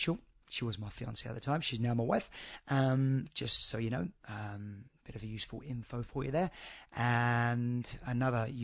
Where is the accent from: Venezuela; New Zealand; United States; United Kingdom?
United Kingdom; I'm a Brit